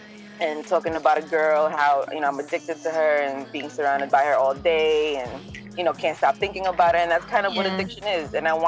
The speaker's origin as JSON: {"language": "English", "country": "Philippines", "tie": "born there", "moved": "yes", "said": "I was born in the Philippines. Mm-hmm. I had I lived in a really kind of bad, not a bad environment, but it wasn't an easy life back home."}